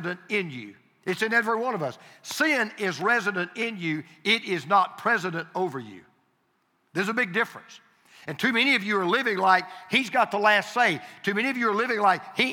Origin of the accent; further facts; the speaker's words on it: Deep South, United States; I'm from the Deep South. I prefer reckon